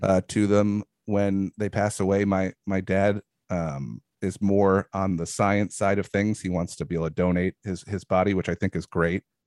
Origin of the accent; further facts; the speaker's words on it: New York, United States; moved away; also born or lived in Brooklyn; I'm originally from New York. I lived in Brooklyn for a while